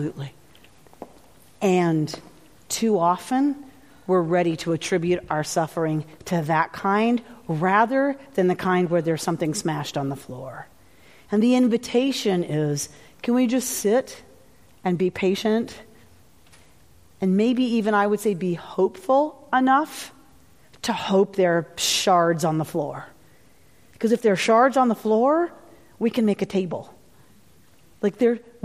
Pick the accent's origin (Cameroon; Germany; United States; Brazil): United States; the South; I grew up in the South